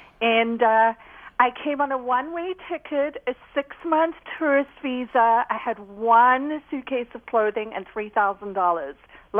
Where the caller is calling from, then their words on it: Houston, Texas, United States; I am in Houston, Texas, and let me tell you, the 59 can be a crazy place.